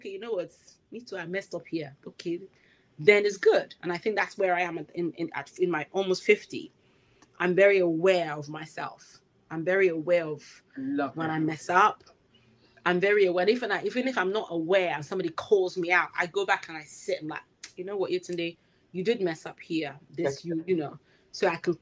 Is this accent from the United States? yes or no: no; Nigeria; a Nigerian Yoruba speaker